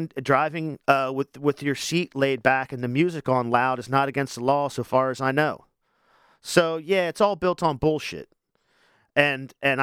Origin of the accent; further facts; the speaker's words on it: Wilmington, Delaware, United States; I'm from Wilmington originally as well. And it's such a small city that I feel like everybody's my neighbor